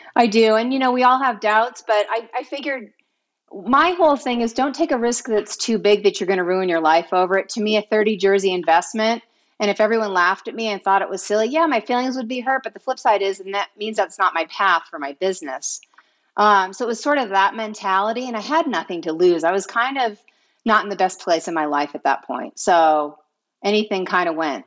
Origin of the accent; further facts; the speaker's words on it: East Coast, United States; moved away as an adult; also born or lived in Vermont; now in California, United States; growing up, I was raised on the East Coast.